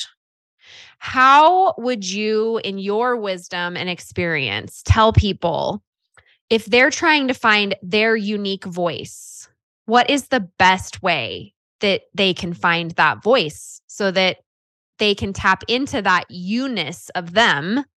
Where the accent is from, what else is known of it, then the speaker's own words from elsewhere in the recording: California, United States; I grew up in California